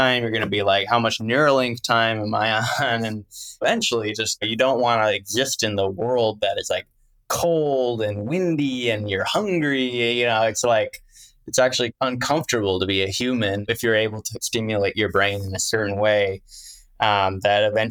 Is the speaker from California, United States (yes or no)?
no; Wisconsin, United States; I'm from the Midwest. I'm from Wisconsin